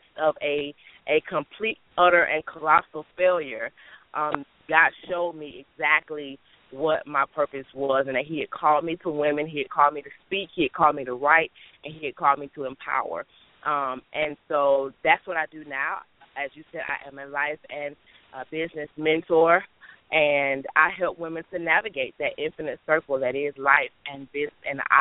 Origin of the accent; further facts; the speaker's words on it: Detroit, Michigan, United States; moved away as an adult; now in Alabama, United States; I am now in Alabama, but I was born and raised in Detroit, Michigan